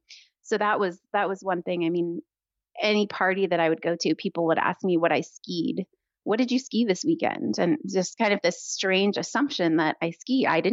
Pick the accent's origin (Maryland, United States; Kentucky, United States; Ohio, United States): Maryland, United States; Takoma Park; moved away as an adult; also born or lived in Connecticut / New York City / central Oregon; now in Oregon, United States; So I grew up in Tacoma Park. Then I left Tacoma Park when I was 18 and went to college in Connecticut. I went to Wesleyan University, which is another liberal bastion.